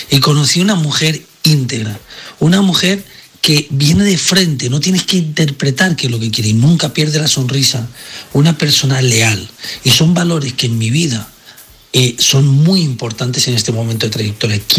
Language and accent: Spanish; Valencian Community, Spain; Eh, soy valenciano español.